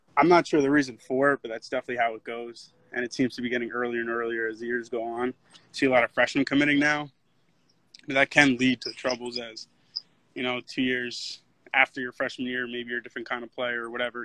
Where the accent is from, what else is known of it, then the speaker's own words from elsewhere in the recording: Wayne, New Jersey, United States; moved away; from Wayne, New Jersey, and I'm a sophomore pitcher on the Notre Dame baseball team